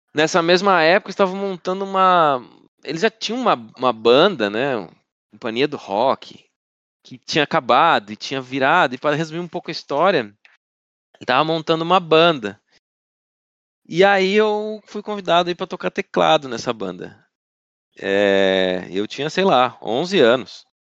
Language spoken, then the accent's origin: Portuguese; Alfredo Wagner, Santa Catarina, Brazil; also born or lived in Florianópolis; Eu me considero de, de Alfredo Wagner, que fica a 100, 100 quilômetros de Florianópolis